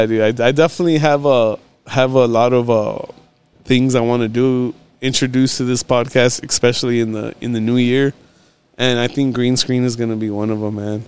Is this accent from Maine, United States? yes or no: no; Texas, United States; also born or lived in California; I came back down here probably when I was like three or four